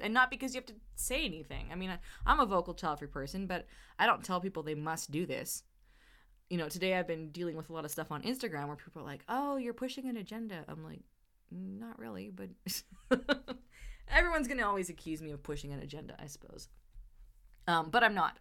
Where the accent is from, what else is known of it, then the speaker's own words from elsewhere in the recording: Canada; I'm Canadian, my family's Canadian